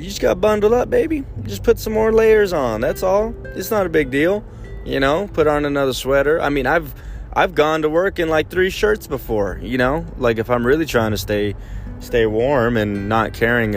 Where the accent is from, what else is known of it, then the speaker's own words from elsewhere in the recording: San Antonio, Texas, United States; I was born in San Antonio.